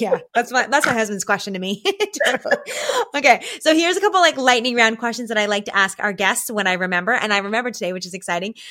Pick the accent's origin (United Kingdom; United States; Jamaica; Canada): Canada; as a Canadian, as a real authentic Canadian here